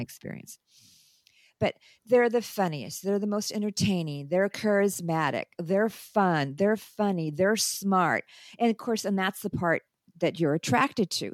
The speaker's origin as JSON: {"language": "English", "country": "United States", "also_born_or_lived": "Lebanon", "moved": "as an adult", "said": "I'm in my own country"}